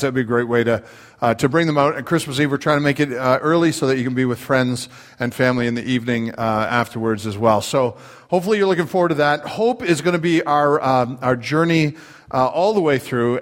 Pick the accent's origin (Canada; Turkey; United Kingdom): Canada; now in United States; I'm Canadian